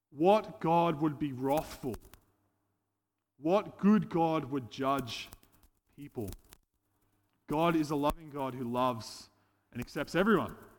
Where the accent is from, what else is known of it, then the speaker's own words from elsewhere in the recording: Casino, New South Wales, Australia; moved away as an adult; now in Gold Coast, Australia; I hail from Casino, uh, but now I've been living on the Gold Coast for the last seven years.